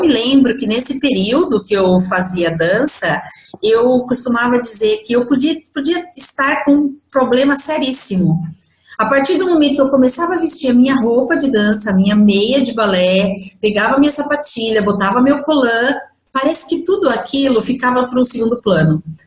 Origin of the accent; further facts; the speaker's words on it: Bragança Paulista, São Paulo, Brazil; eu sou de Bragança Paulista